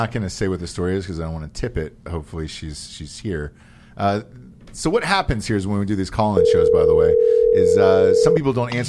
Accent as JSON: {"language": "English", "town": "Alpharetta", "region": "Georgia", "country": "United States", "tie": "born or raised there", "said": "I went to K through 12 there in Alpharetta, Georgia. Chattahoochee Cougar."}